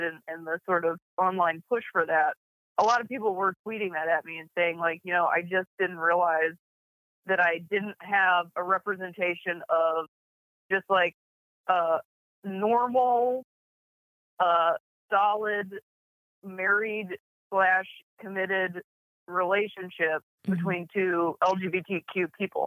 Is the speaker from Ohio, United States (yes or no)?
yes; Akron, Ohio, United States; moved away; as a little queer kid growing up in Akron, Ohio